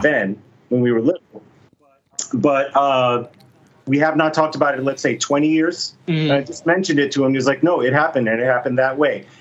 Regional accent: Miami, Florida, United States; I grew up in Miami, which is about four hours away from Disney World

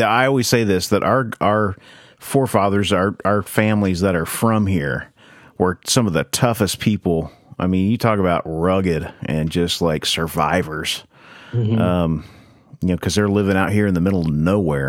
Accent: Kingfisher, Oklahoma, United States; we grew up in Kingfisher, which is also a part of the Chisholm Trail

